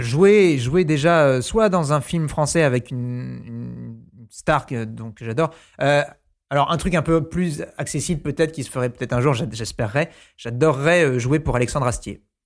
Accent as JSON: {"language": "French", "country": "New Caledonia", "tie": "born or raised there", "moved": "yes", "said": "quand j'étais petit, j'habitais en Nouvelle-Calédonie"}